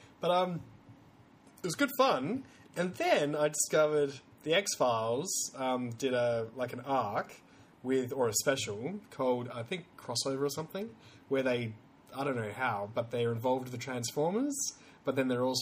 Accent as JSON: {"language": "English", "region": "South Australia", "country": "Australia", "said": "Because I come from South Australia."}